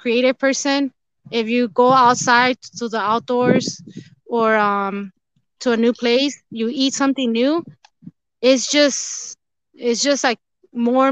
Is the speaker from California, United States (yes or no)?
yes; Rancho Cucamonga, California, United States; moved away as an adult; also born or lived in near San Diego; now in San Diego area, United States; we were raised and I grew up in Rancho Cucamonga, and we recently moved to Southern, close to San Diego, basically